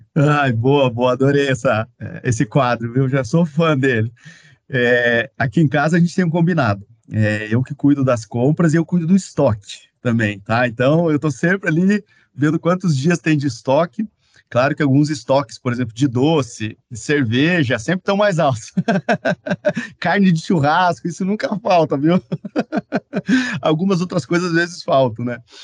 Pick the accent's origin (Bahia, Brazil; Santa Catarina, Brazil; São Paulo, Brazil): Santa Catarina, Brazil; Caçador; now in Curitiba, Brazil; eu sou catarinense, e algumas coisas que eu gosto muito da minha cidade, então sempre que eu posso eu importo lá da minha cidade natal, que é Caçador, Santa Catarina